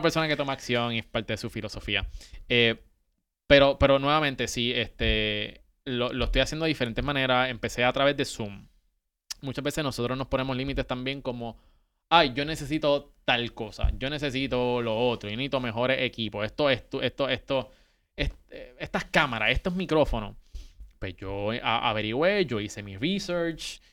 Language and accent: Spanish; Puerto Rico; moved away; nosotros que somos puertorriqueños